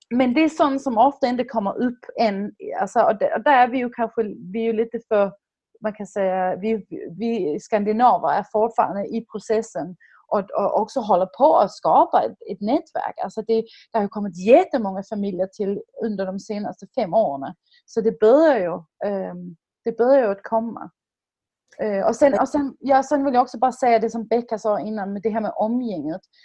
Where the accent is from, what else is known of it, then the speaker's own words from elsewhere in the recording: Denmark; now in Sweden; som dansk, som dock bor i Sverige